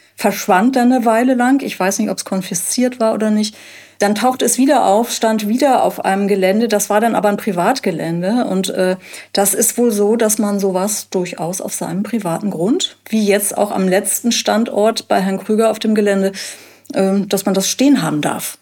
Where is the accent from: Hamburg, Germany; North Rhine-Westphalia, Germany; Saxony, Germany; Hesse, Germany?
Hamburg, Germany; moved away as an adult; now in Jamel, Germany; Wir sind Hamburger